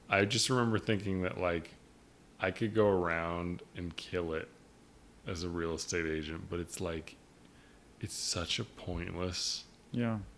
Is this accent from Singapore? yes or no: no; Canada; No, I was born in Canada.